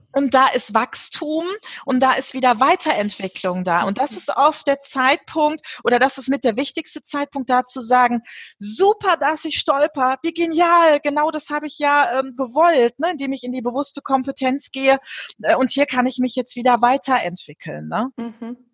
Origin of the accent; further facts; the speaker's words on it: Germany; bei uns in Deutschland